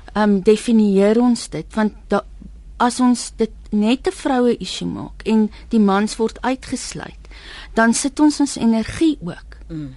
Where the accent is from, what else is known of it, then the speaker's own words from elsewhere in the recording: South Africa; 'n wit Suid-Afrikaner